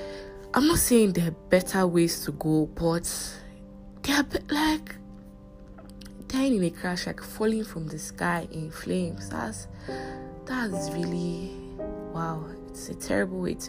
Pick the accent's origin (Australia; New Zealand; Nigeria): Nigeria; I'm a Nigerian, if this is your first time hearing my voice. I'm a Nigerian